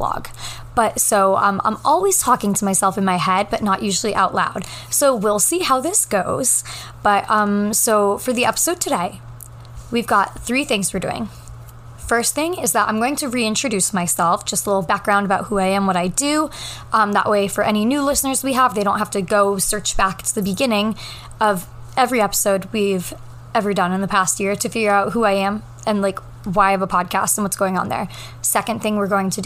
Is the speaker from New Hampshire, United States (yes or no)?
yes; Southern New Hampshire, United States; now in New York City, United States; I am from Southern New Hampshire, like border of Massachusetts